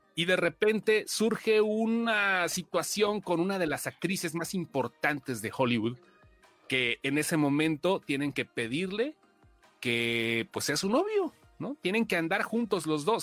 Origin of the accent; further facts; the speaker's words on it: Mexico; como mexicano